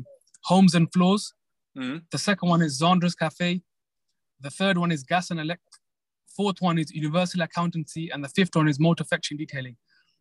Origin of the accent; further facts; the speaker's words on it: United Kingdom; Like, being British and Pakistani, it's like you hit both markets.